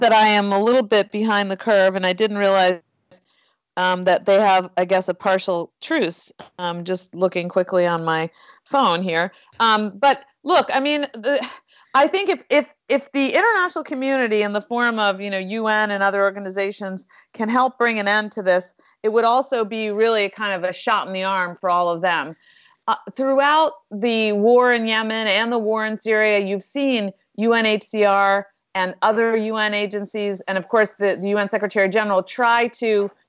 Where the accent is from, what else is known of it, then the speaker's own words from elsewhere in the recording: Westchester, New York, United States; I was from Westchester too, but I'll just leave it at that.